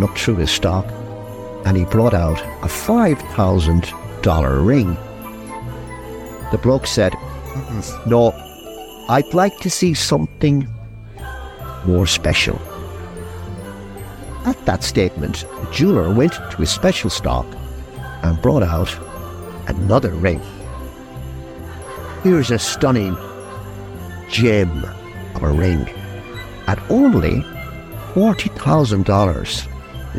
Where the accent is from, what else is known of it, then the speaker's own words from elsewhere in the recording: Ballina, County Mayo, Ireland; my hometown in Ballina